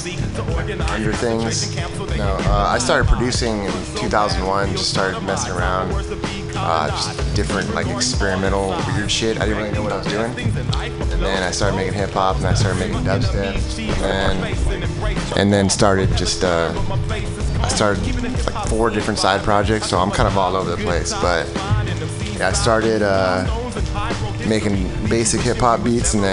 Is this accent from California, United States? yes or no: yes; San Diego, California, United States; now in Los Angeles, United States; I am from San Diego